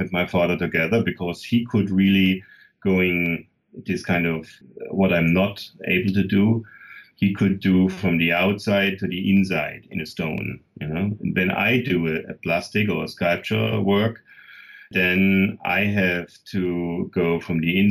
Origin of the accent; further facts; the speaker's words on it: Germany; I was born in the East